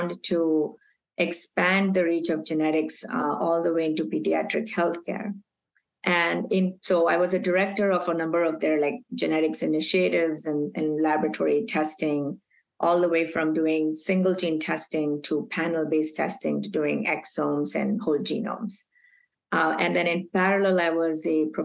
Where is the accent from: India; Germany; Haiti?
India; Mumbai, Maharashtra; moved away as an adult; also born or lived in Aberdeen, Scotland / Texas; I was born and raised in Mumbai